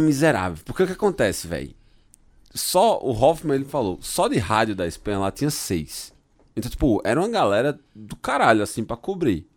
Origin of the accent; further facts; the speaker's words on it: Brazil; sou do Brasil